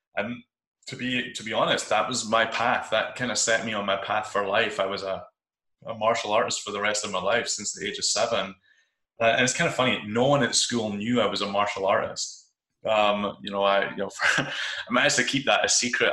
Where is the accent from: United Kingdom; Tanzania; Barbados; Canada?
United Kingdom; Kirkcaldy, Scotland; moved away as an adult; also born or lived in Edinburgh; now in Bay Area, United States; I live in California now. I live in the Bay Area, uh, but I grew up in Scotland, uh, a relatively small town called Kirkcaldy